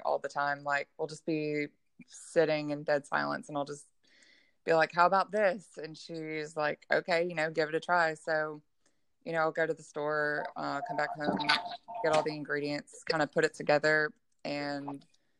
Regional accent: Gulfport, Mississippi, United States; I'm from Gulfport, Mississippi

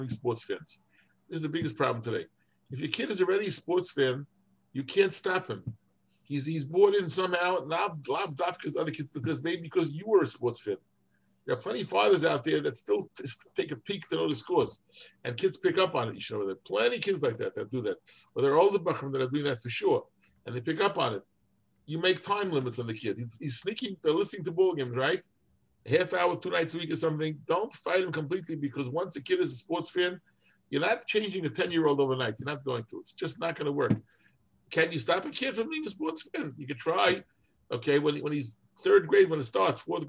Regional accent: New York City, New York, United States; I grew up in Williamsburg

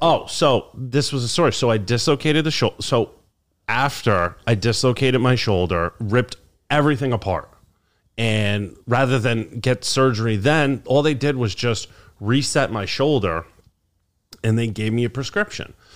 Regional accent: New York, United States; also born or lived in Albany; my hometown

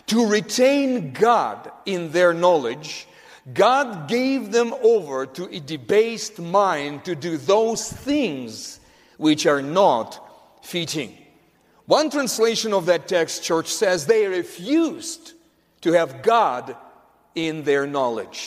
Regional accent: Russia; growing up in Russia, in the Soviet Union, Soviet Russia

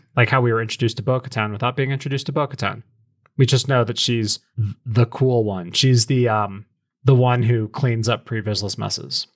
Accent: American Southwest, United States; I'm from the American Southwest

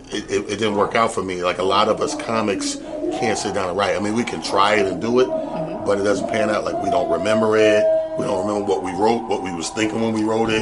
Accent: Mount Vernon, New York, United States; he's from my hometown, Mount Vernon, New York

